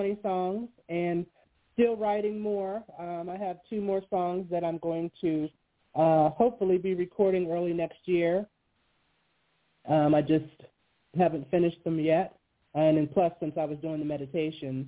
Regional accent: Western Pennsylvania, United States; I grew up in Western Pennsylvania, yes, in a small town right outside of Pittsburgh, in the mountains

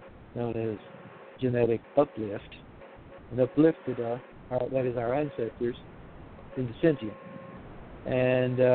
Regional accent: Monette, Arkansas, United States; moved away; also born or lived in Jonesboro, Arkansas / Memphis, Tennessee; It's the little town of Monette, Arkansas.

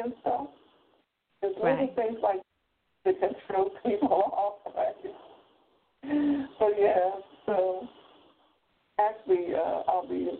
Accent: Philadelphia, Pennsylvania, United States; born there; I was born in Philly at 19th and South in a house with a midwife.

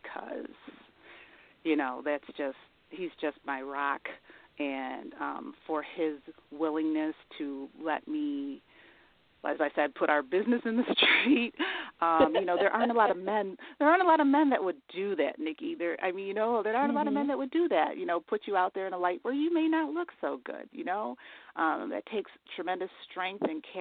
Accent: Elmira, New York, United States; my hometown, which is Elmira, New York

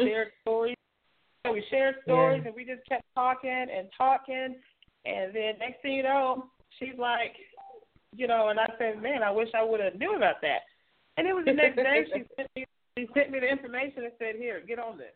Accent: Oklahoma City, Oklahoma, United States; I am from Oklahoma City, Oklahoma

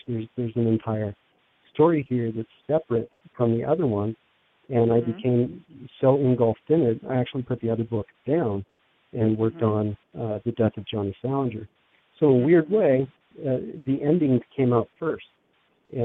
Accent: Los Angeles, California, United States; moved away as an adult; now in Pennsylvania, United States; growing up in Los Angeles

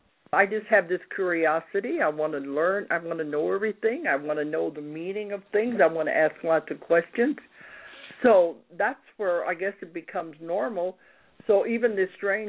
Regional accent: St. Louis, Missouri, United States; moved away; I grew up in St. Louis.

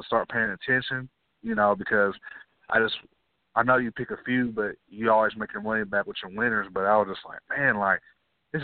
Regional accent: Bristol, Tennessee, United States; I'm not far from Bristol. I grew up there

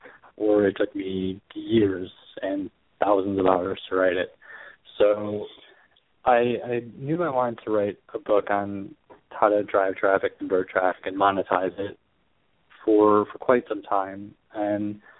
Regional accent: Chicago, Illinois, United States; I'm from Chicago. I live in Chicago now

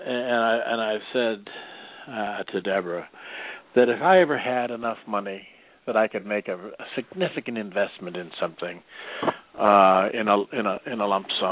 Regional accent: Midwest, United States; now in Arizona, United States; I'm from back in the Midwest, and I don't remember that being the case back in the Midwest. I don't remember back in the day when I was a young'un back there

